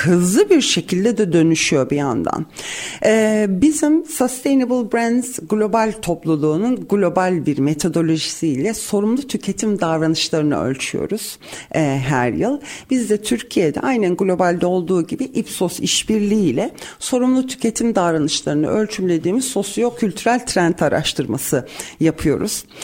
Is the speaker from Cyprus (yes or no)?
yes; Cyprus; bir Kıbrıslı olarak